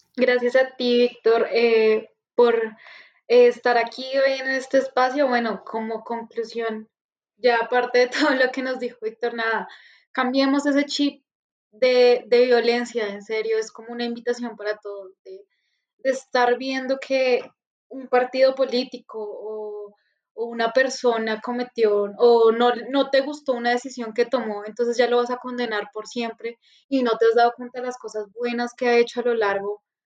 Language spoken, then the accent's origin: Spanish; Colombia